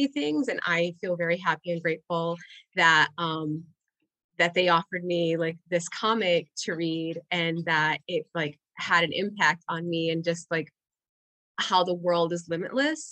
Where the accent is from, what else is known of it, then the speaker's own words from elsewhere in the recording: Puerto Rico; first language Spanish; English is a second language; moved away; also born or lived in Indiana, United States; I grew up in a bilingual household, and we had lived in Puerto Rico before living in Indiana, and then we moved back to Puerto Rico. And so English as a child was not my first language